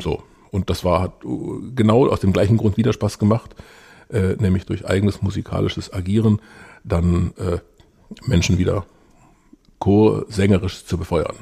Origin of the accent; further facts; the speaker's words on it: Ravensburg, Baden-Württemberg, Germany; bin in Ravensburg aufgewachsen